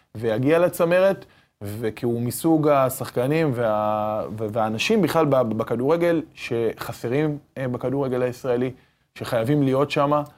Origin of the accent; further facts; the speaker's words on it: Haifa, Haifa District, Israel; גדלנו במועדון הזה מגיל תשע. אנחנו גדלנו בעיר הזאת